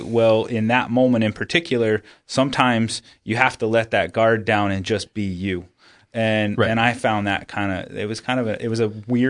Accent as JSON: {"language": "English", "region": "Texas", "country": "United States", "tie": "born or raised there", "said": "I grew up in Texas and, you know, high machismo levels, all those kinds of things."}